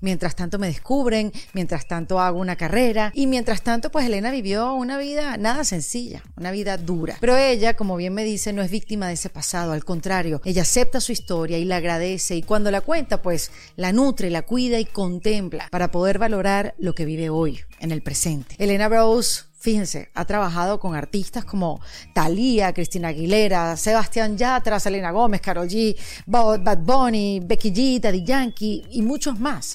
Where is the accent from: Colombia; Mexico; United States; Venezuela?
Venezuela; somos venezolanas